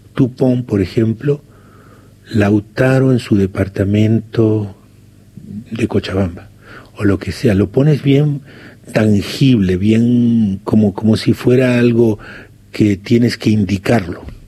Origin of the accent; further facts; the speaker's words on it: San Jorge, Santa Fe, Argentina; moved away; allá lejos está mi pueblo San Jorge